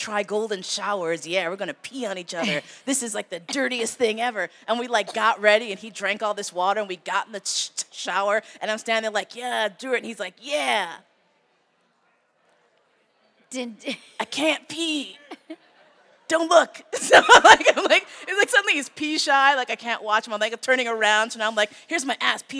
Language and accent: English; New York, United States; moved away; also born or lived in San Francisco; I grew up in New York